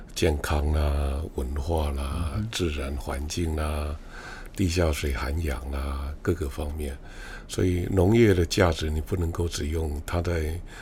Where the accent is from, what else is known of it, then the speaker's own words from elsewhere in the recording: Taiwan; 尤其作为一个完整的台湾人